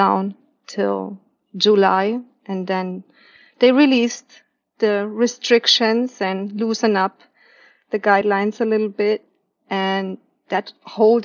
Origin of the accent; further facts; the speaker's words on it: Nuremberg, Bavaria, Germany; moved away as an adult; now in Pearl City, United States; my hometown city, which is Nuremberg